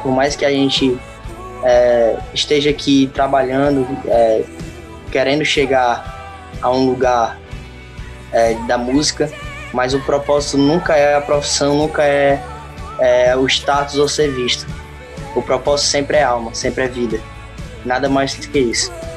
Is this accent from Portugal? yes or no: no; Fortaleza, Ceará, Brazil; Sou natural daqui de Fortaleza, do Ceará